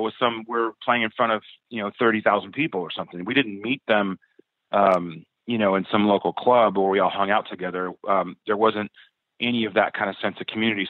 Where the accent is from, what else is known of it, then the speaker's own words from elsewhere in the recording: Southern California, United States; we're all from Southern California. We all grew up playing in in in, in the clubs around here